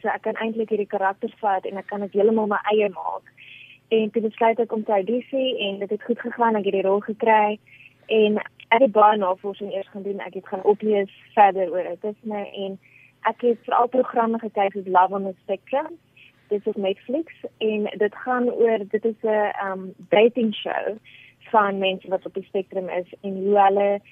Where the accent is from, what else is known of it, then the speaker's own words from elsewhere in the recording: Pretoria, Gauteng, South Africa; Ek is gebore in Pretoria.